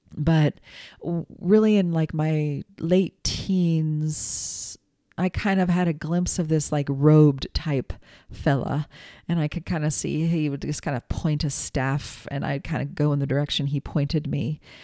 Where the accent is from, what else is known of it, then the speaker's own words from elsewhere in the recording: United States; also born or lived in New England; I'm an American kid, you know. Yes, I have descendants from Ireland and Scotland